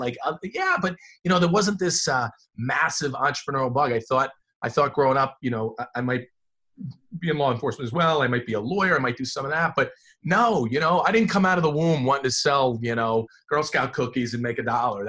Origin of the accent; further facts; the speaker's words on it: New Jersey, United States; also born or lived in Columbus, Ohio; So while I have clear Ohio roots, and I don't hide from that because I got a lot of family out there, you know, I was really raised in the great state of New Jersey. Right down by the shore.